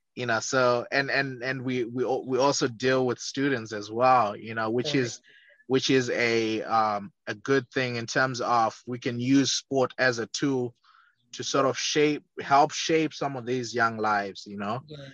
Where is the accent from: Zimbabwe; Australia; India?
Zimbabwe; moved away as an adult; also born or lived in Leeds, England; now in United States; born and raised in Zimbabwe, a small southern African country